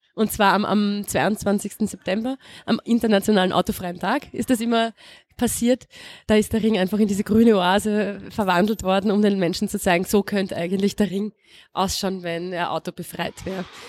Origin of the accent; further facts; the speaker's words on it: Vienna, Austria; also born or lived in El Alto, Bolivia; Ich komme aus der Gegend, aus Aspern